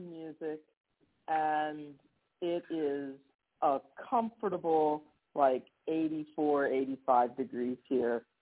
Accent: Somerset, Pennsylvania, United States; it's a wonderful music department in Morgantown, West Virginia, not far from my hometown of Somerset, Pennsylvania.

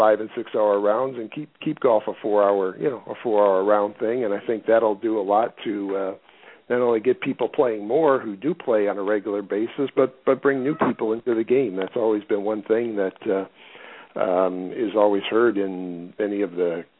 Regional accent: Michigan, United States; moved away; I grew up in Michigan.

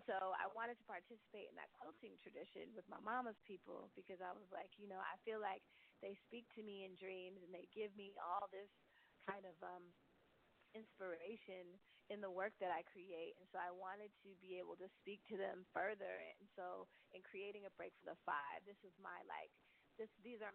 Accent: the Bay Area, California, United States; born or raised there; now in Brooklyn, United States

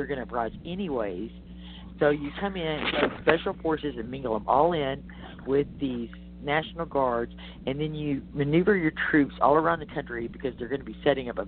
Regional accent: Texas, United States; as a Texan

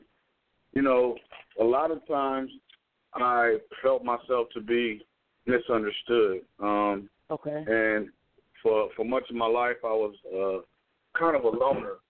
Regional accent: Inglewood, California, United States; born or raised there; also born or lived in New Orleans, Louisiana

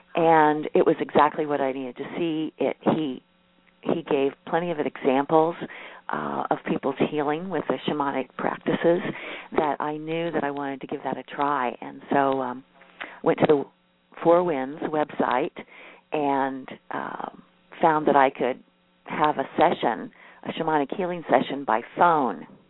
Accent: Midwest, United States; I'm a Midwesterner and I grew up in a family

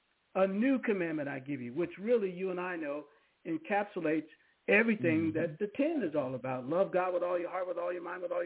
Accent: Seaside, California, United States; I knew her where I grew up in Seaside, California. We're all military families

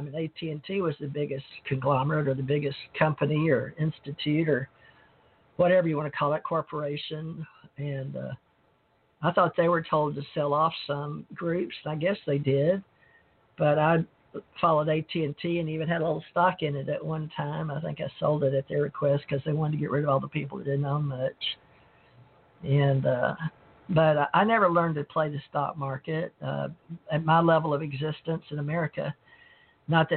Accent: Monroe, Louisiana, United States; now in Gulf Breeze, United States; I grew up around KNOE, so I learned from the time I was born in Monroe, Louisiana

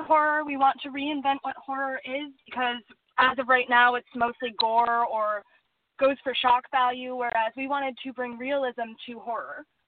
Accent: Superior, Wisconsin, United States; also born or lived in Duluth, Minnesota; Originally, I was born in Duluth, Minnesota, and raised in Superior, Wisconsin

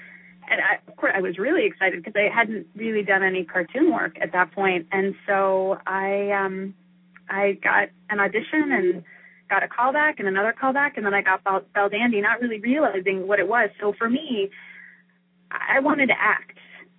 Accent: Florida, United States; And I grew up in Florida

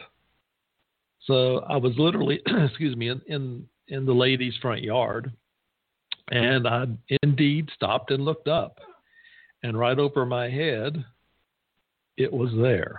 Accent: the South, United States; I come from the South

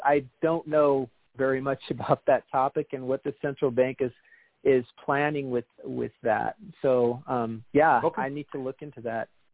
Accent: Austin, Texas, United States; now in Washington State, United States; I'm from Austin

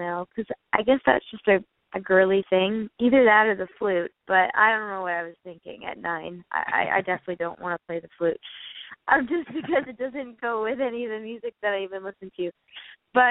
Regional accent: Okanagan, British Columbia, Canada; also born or lived in Nashville; coming from the Okanagan in B.C., I mean, I'm not from Kamloops, so you know, more the Vernon Colonna side

